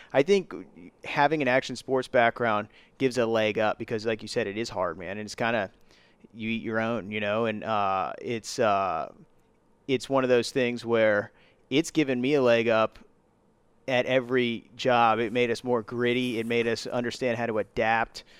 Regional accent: Virginia Beach, Virginia, United States; we're from Virginia Beach

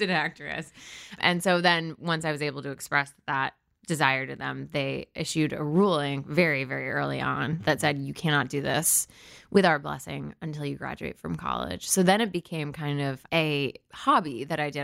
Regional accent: New Canaan, Connecticut, United States; also born or lived in Stamford, Connecticut / Washington, D.C.; I was born in Stamford, Connecticut, but I was raised in New Canaan, Connecticut, with the exception of two years in Washington, D C

